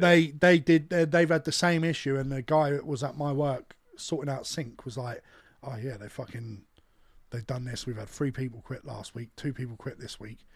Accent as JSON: {"language": "English", "country": "United Kingdom", "said": "we're British."}